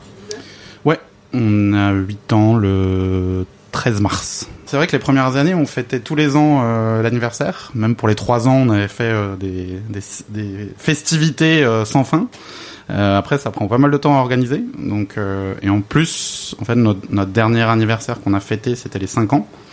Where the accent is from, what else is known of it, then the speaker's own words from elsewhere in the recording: Alsace, Grand Est, France; moved away; je suis alsacien d'origine